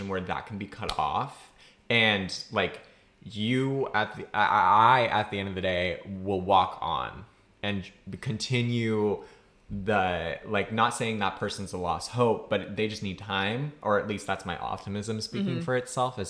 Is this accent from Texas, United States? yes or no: no; Massachusetts, United States; My home state's Massachusetts